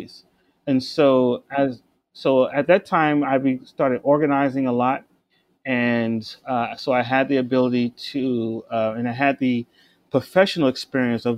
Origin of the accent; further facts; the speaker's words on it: East Orange, New Jersey, United States; also born or lived in Newark, New Jersey / Irvington, New Jersey; I was born in Newark. I grew up in East Orange, lived in Irvington.